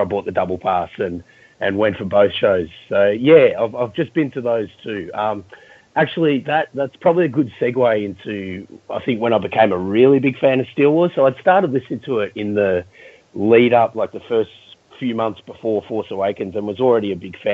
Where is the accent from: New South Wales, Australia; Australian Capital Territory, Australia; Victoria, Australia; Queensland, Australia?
Victoria, Australia; Melbourne; growing up in Melbourne